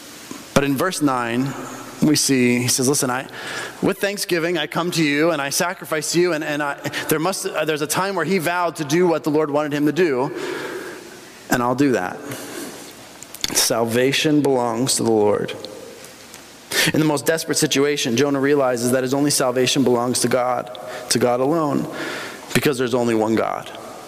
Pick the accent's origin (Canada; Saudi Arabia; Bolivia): Bolivia; I grew up in Bolivia, right?